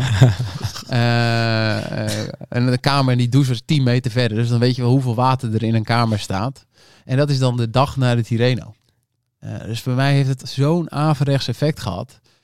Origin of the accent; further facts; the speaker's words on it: North Holland, Netherlands; ik kom uit Noord-Holland